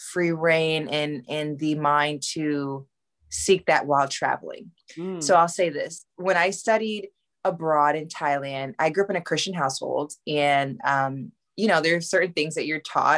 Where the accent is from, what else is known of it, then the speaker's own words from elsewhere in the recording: Texas, United States; moved away as an adult; now in Los Angeles, United States; I'm actually a military baby. So I was born abroad, but I grew up in Texas primarily.